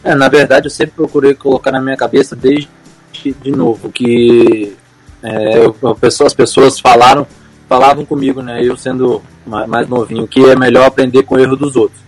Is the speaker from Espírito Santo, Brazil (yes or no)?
yes; Linhares, Espírito Santo, Brazil; also born or lived in Serra, Espírito Santo; nasci na Serra, mas em 2002 vim morar em Linhares